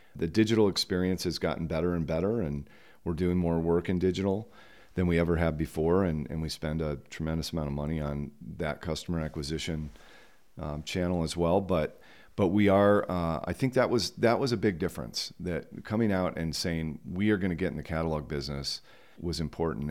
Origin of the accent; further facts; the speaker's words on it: Grand Junction, Colorado, United States; moved away as an adult; also born or lived in Ann Arbor, Michigan; now in Jackson, United States; I moved to Colorado when I was ten years old